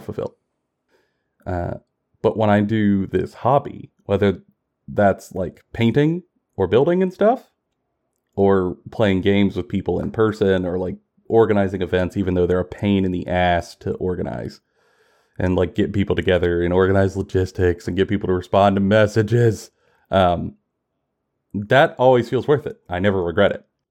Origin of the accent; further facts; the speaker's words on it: Kentucky, United States; We both live in Kentucky. I'm born and raised in Kentucky